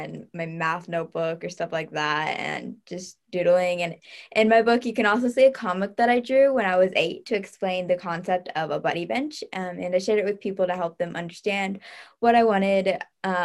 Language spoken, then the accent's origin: English; Fort Wayne, Indiana, United States; in my hometown, Fort Wayne